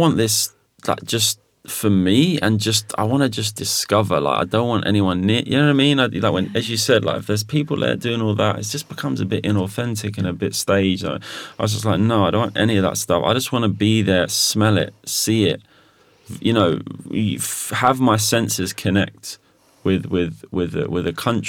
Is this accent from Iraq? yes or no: yes; Mosul, Nineveh, Iraq; Yeah, we're from Mosul, from the north.